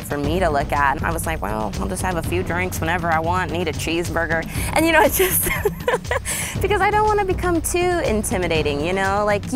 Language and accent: English; Kokomo, Indiana, United States; I'm from Kokomo, Indiana